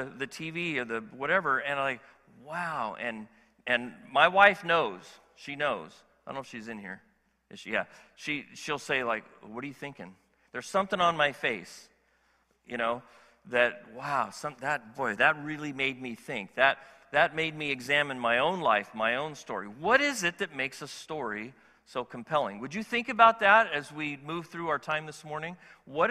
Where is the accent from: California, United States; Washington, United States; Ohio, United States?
California, United States; as a Californian